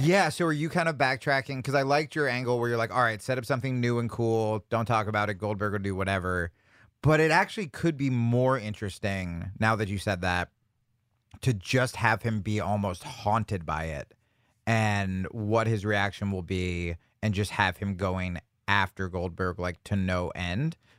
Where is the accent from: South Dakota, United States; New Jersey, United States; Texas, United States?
New Jersey, United States; I grew up in New Jersey